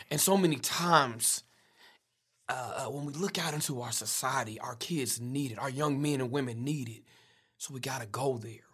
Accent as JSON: {"language": "English", "town": "Wichita", "region": "Kansas", "country": "United States", "tie": "born or raised there", "also_born_or_lived": "Prescott, Arkansas / Tuscaloosa, Alabama", "said": "I was raised in the city of Wichita"}